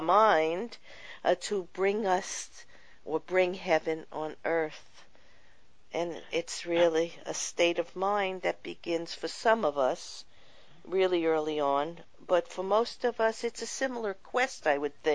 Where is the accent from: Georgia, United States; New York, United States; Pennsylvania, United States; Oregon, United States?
New York, United States; New York City; I grew up in Brooklyn, New York